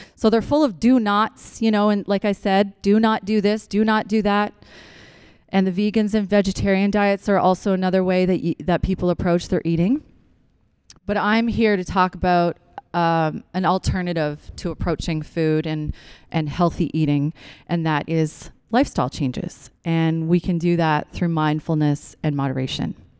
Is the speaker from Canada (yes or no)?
yes; Newfoundland and Labrador, Canada; now in Ontario, Canada; I'm from Newfoundland. We grow root vegetables.